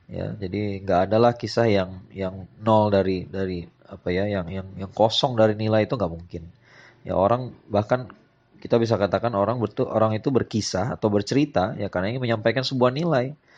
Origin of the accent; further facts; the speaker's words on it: West Sumatra, Indonesia; Ini ada sebuah kisah legenda yang yang sangat terkenal kalau menurut saya sih ya dari kampung halaman saya di Sumatera Barat.